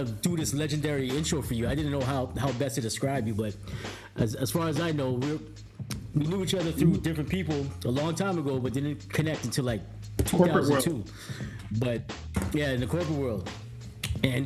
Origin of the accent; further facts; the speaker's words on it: Toronto, Ontario, Canada; I grew up in the Brown Buildings at Midland.